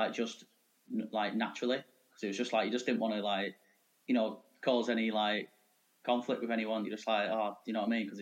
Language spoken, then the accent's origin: English; Manchester, North West England, United Kingdom; I grew up in Cheetah Mill, Manchester.